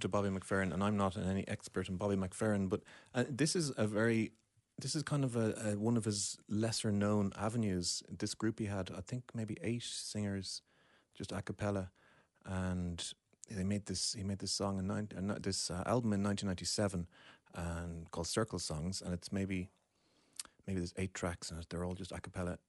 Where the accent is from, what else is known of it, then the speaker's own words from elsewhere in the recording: Deansgrange, Leinster, Ireland; I grew up in Dean's Grange, which is just a short cycle away from where we're sitting now.